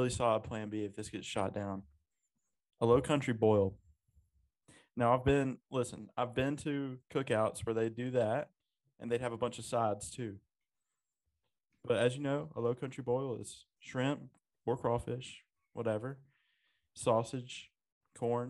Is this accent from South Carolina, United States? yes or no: yes; South Carolina, United States; now in Memphis, United States; I'm from South Carolina. I'm out near Memphis right now